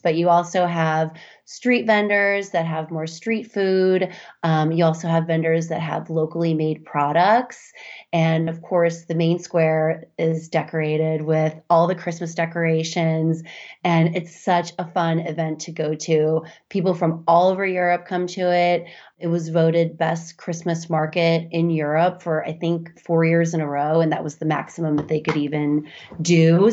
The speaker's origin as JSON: {"language": "English", "region": "Midwest", "country": "United States", "tie": "born or raised there", "said": "I grew up in the Midwest, too"}